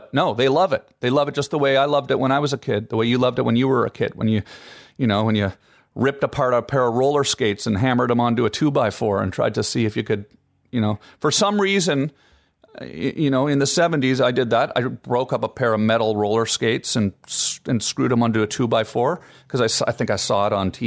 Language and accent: English; Canada; as a kid growing up in Canada